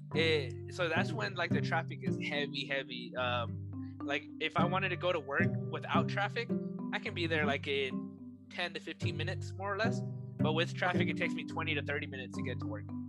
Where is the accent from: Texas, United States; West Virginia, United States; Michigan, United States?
Texas, United States; I'm from Texas, you know, so I learned how to play here in Texas